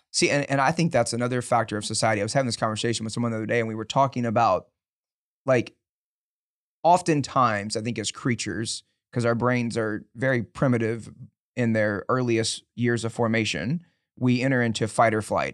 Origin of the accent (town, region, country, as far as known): Dickinson, Texas, United States; born or raised there